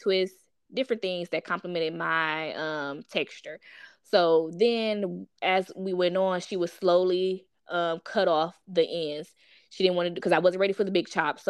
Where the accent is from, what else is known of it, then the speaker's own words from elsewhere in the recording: East Cleveland, Ohio, United States; I grew up in East Cleveland, so it was majority African Americans.